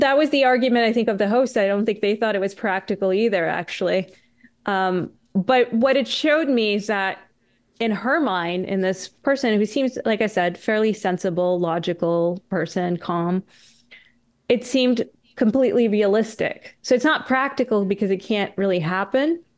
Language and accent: English; Canada; I'm Canadian